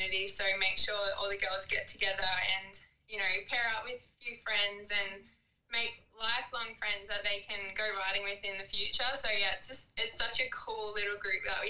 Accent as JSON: {"language": "English", "area": "Snowy Mountains", "region": "New South Wales", "country": "Australia", "moved": "yes", "lives_now": "Gold Coast, Australia", "said": "I live in the Gold Coast, Australia. Originally, I'm from the Snowy Mountains in New South Wales. I grew up racing motocross since I was five."}